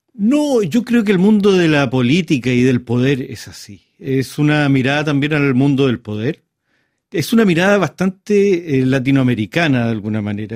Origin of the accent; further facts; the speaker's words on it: Chile; a mí como autor chileno